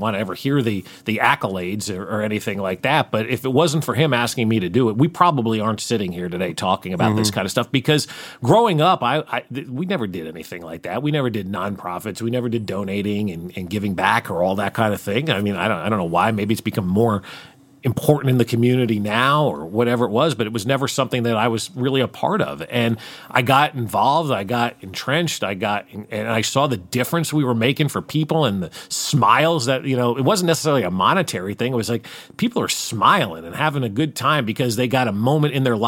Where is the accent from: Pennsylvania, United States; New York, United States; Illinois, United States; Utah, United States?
New York, United States; outside of New York City, United States; now in Kansas City, United States; I grew up outside of New York City.